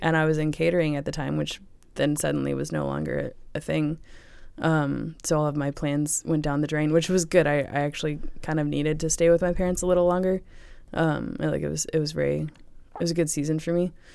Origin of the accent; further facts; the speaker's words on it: Chesterfield, Virginia, United States; I grew up in Chesterfield, Virginia